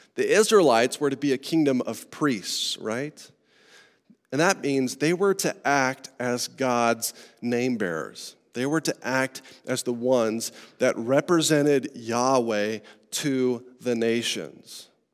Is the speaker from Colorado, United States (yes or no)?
yes; Estes Park, Colorado, United States; I grew up in Estes Park, Colorado, in the mountains